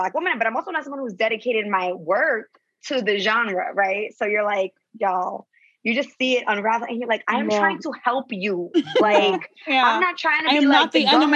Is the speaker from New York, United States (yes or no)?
yes; New York, United States; also born or lived in Costa Rica; now in Los Angeles, United States; I was born in New York and then I'm in L.A. and I did live in Costa Rica